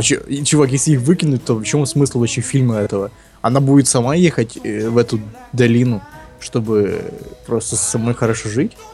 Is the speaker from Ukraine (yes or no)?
yes; Ukraine; я украинец